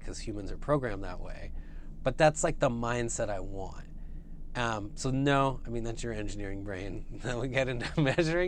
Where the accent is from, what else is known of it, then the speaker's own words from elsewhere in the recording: the Bay Area, California, United States; I grew up in the Bay Area.